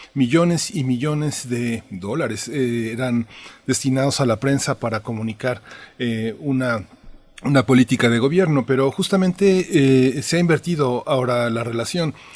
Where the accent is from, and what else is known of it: Mexico